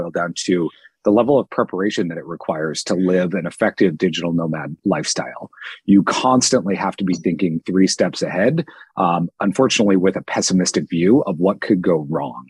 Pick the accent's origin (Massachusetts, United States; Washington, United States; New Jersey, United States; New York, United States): Washington, United States; Seattle; moved away as an adult; also born or lived in Southern California / Dallas, Texas / London; I'm from Seattle, Washington. I've lived in Southern California, Dallas, Texas, London. Landed back here in Seattle